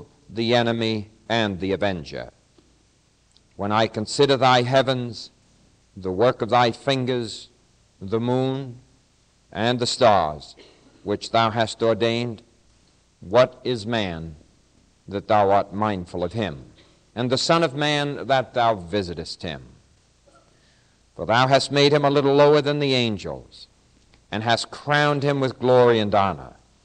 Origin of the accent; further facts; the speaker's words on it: United States; I'm an American